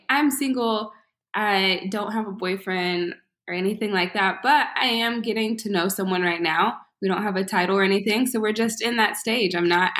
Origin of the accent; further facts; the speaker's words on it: Houston, Texas, United States; I'm 28. I am from Houston, Texas.